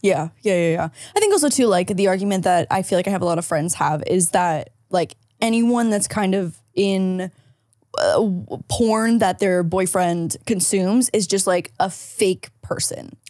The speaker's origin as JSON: {"language": "English", "town": "St. Catharines", "region": "Ontario", "country": "Canada", "tie": "born or raised there", "moved": "yes", "said": "my hometown, Saint Catharines"}